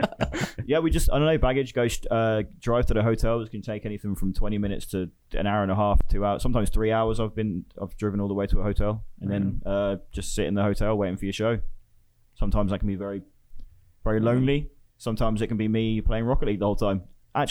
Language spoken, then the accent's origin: English; England, United Kingdom; Well, yeah, I'm English.